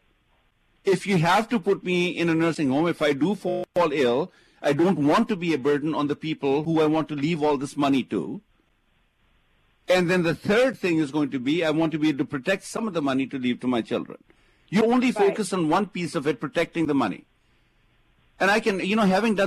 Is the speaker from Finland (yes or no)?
no; India; now in United States; I come from India